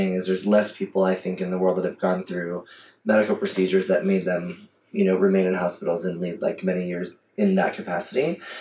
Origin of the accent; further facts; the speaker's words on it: Coral Springs, Florida, United States; moved away as an adult; also born or lived in Miami / New York; now in Atlanta, United States; I grew up in Fort Lauderdale, Coral Springs to be technical